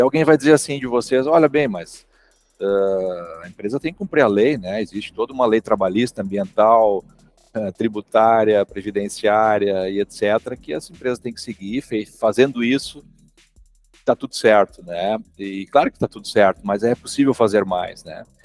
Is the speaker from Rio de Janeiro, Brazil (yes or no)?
no; Santa Cruz do Sul, Rio Grande do Sul, Brazil; Sou aqui da cidade de Santa Cruz do Sul, Rio Grande do Sul